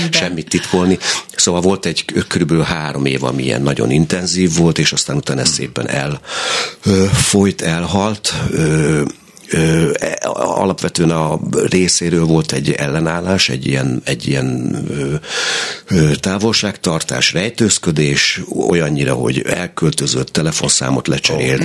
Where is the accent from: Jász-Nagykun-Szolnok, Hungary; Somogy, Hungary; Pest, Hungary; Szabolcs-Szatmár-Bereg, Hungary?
Szabolcs-Szatmár-Bereg, Hungary; Berkesz; a Berkesz, ahol én tulajdonképpen nevelkedtem, a Berkeszi gyermekotthonban